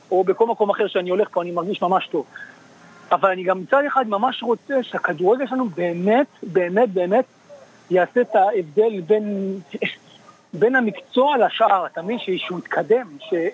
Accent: Israel; moved away as an adult; now in New York, United States; אני גדלתי בישראל

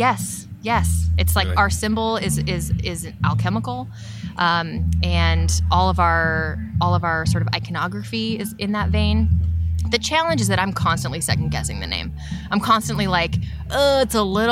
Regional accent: San Diego, California, United States; moved away; we're from San Diego

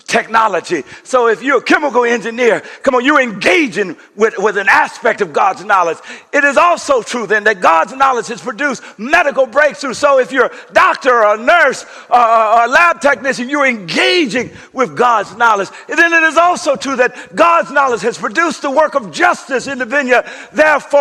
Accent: Coushatta, Louisiana, United States; When I grew up in Coshatta, we had a small house

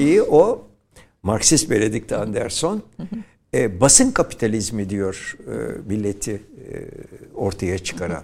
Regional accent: İzmir, Turkey; Şerafettin Bey Caddesi'nde doğdum ben.

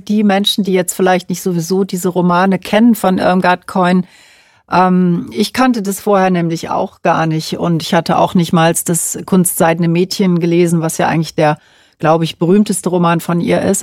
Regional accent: Cologne, North Rhine-Westphalia, Germany; weil ich eben selber aus Köln komme

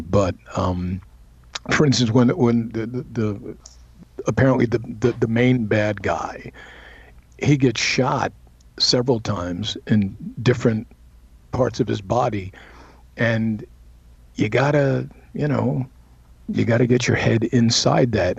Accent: New York City, New York, United States; moved away; I'm from Brooklyn, and I don't even speak like that.

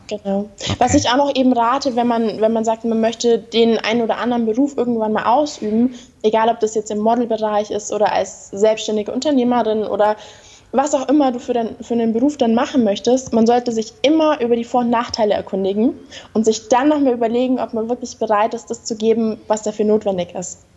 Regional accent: Bavaria, Germany; ich komme aus Bayern unten in Deutschland

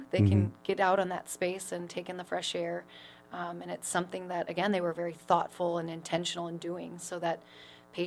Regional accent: Pierce, Nebraska, United States; moved away as an adult; now in Sioux Falls, United States; I'm from Pierce, Nebraska.

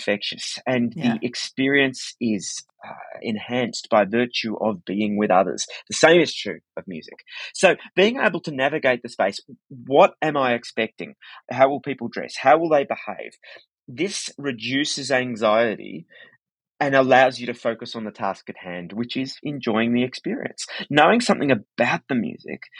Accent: Australia; as an Australian

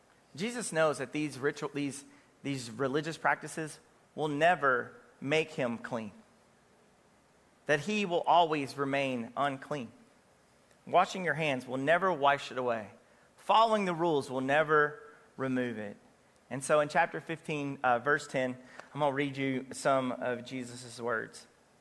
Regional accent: Kentucky, United States; You know, it's okay to go to Churchill Downs because I'm from Kentucky.

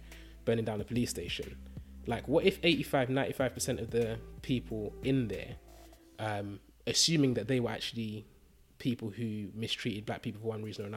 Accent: London, United Kingdom; growing up in East London

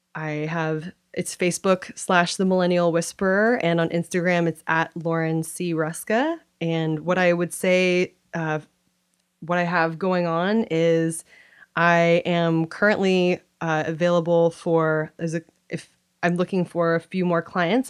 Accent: Kirkland, Washington, United States; I grew up in Kirkland, Washington.

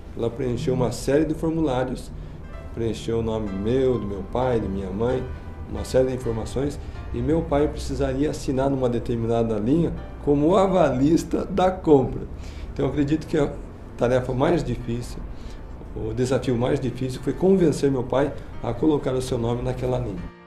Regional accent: Curitiba, Paraná, Brazil; moved away as an adult; also born or lived in Provo, Utah, United States; Eu sou natural de Curitiba, capital do Paraná

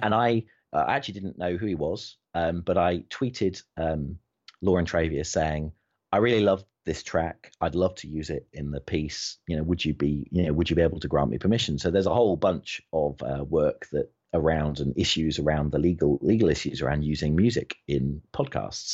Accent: United Kingdom; I'm British

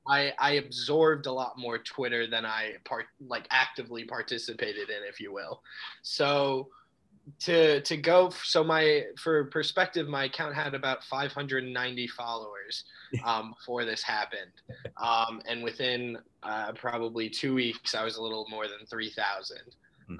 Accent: Albany, New York, United States; also born or lived in Buffalo / Syracuse; now in Binghamton, United States; I was born in Buffalo, um, and then I moved to Albany when I was about five. Um, and that's probably where I grew up

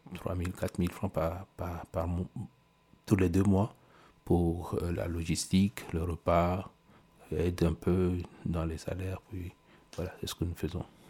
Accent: Togo; pendant tout le mois de Droser chez nous au Togo

